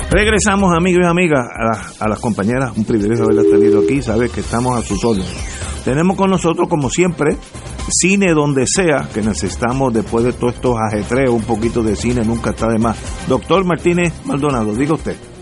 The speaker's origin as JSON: {"language": "Spanish", "country": "Puerto Rico", "said": "Yo soy puertorriqueño"}